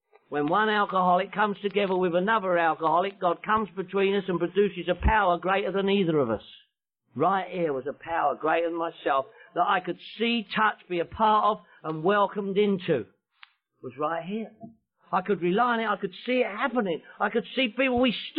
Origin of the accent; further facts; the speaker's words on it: London, United Kingdom; I'm from London, England.